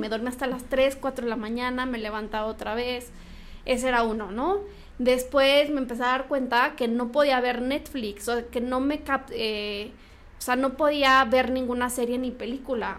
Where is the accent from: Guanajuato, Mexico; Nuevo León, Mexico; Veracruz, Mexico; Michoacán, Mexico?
Michoacán, Mexico; Morelia; moved away; yo soy de Morelia